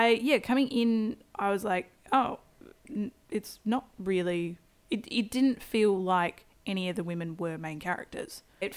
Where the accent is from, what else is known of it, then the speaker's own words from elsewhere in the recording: Queensland, Australia; I come from Queensland Bogenstock.